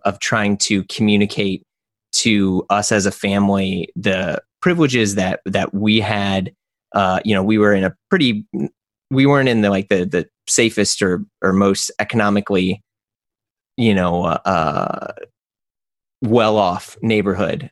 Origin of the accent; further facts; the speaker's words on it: St. Louis, Missouri, United States; I'm from St. Louis, Missouri